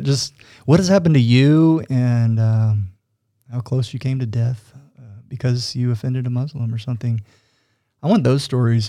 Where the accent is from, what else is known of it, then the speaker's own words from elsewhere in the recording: Fort Worth, Texas, United States; accent: Texas; moved away as an adult; now in Utah, United States; my Texas accent was still thick